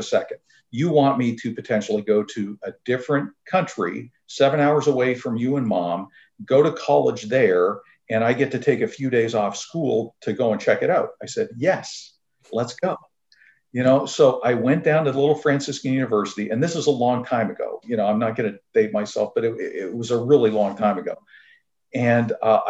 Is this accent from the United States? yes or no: no; near Toronto, Southern Ontario, Canada; I was born in Canada. I'm from Southern Ontario, near a small town near Toronto